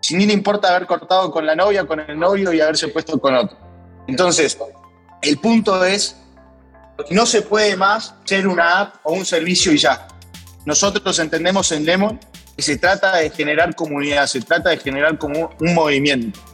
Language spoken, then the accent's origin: Spanish; Argentina; fui seleccionado como emprendedor argentino para la delegación del G20